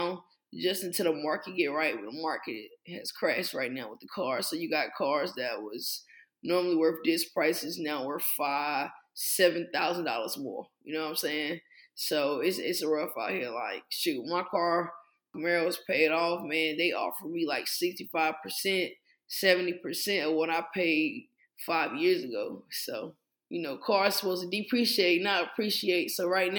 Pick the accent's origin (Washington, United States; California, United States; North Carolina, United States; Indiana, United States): North Carolina, United States; Henderson; I'm from Henderson